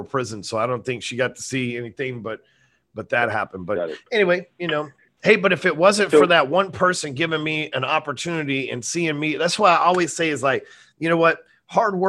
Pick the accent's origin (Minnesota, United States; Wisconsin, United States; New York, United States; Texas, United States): Texas, United States; North; I'm sitting here in Texas, North yep. Texas. My friends are in the neighborhood I grew up